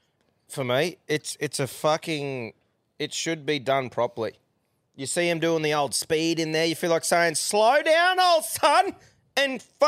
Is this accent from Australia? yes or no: yes; Australia; I just think as an Aussie